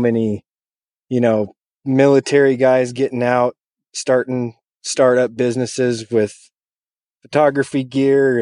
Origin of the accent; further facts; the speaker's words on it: Montana, United States; also born or lived in Jamestown, North Dakota / Billings, Montana; I was born in Montana. Grew up here through my early childhood, probably until I was 12, and then I moved to Central North Dakota, Jamestown, cool little town.